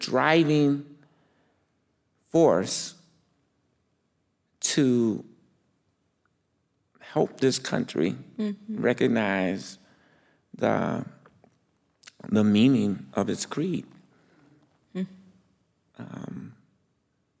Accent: Chicago, Illinois, United States; now in Minneapolis, United States; growing up in Chicago.

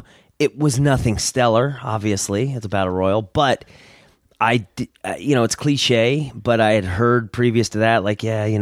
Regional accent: upstate New York, United States; born or raised there; also born or lived in California

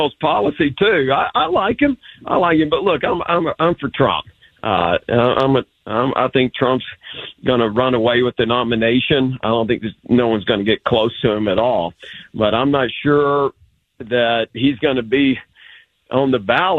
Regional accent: Texas, United States; we have so much pride in Texas. We're our own country

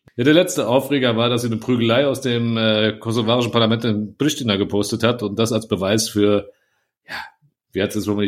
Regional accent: Frankfurt, Hesse, Germany; ich stolzer Frankfurter bin

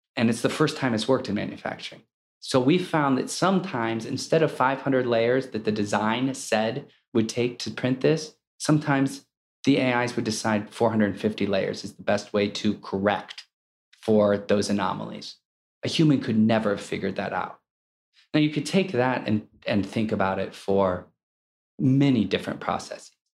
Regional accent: Akron, Ohio, United States; I grew up in Akron, Ohio, where it was the rubber capital of the world

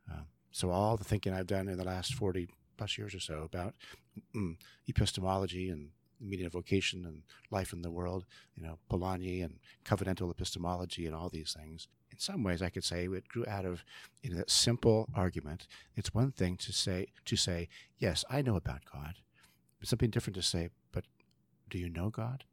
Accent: San Joaquin Valley, California, United States; also born or lived in Monte Vista, Colorado / Washington, D.C.; now in Vancouver, Canada; I grew up in California, another mountain, another valley, uh, called the San Joaquin Valley.

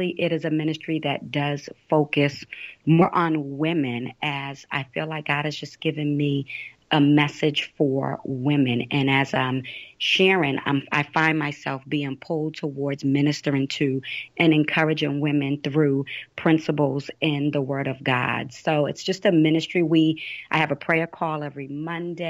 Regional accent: Boston, Massachusetts, United States; I'm from Boston, Massachusetts. I am from the inner city. Okay. Here in Boston

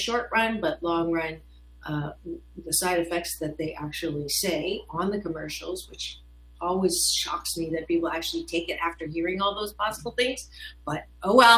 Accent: Canada; moved away; I was born in Canada.

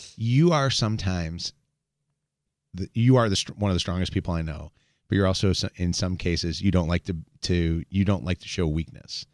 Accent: Chicago, Illinois, United States; now in Detroit, United States; I grew up in Chicago and I, you know, was raised there

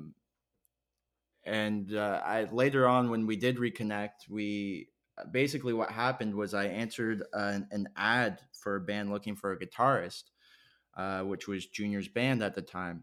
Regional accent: Canada; growing up in Canada

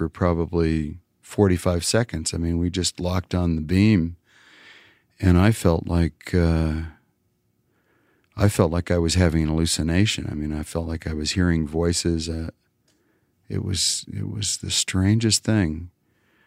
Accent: Wyoming, United States; now in New York, United States; I'm from a little town in Wyoming

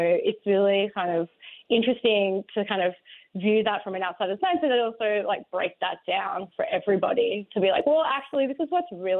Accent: Australia; Yes, I am. I'm from Australia, so it's like I can kind of view American culture from this kind of outsider's lens.

